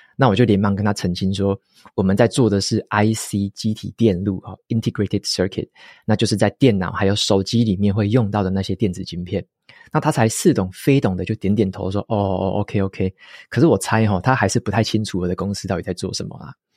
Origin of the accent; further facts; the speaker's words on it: Taiwan; 特别是身为台湾人的我们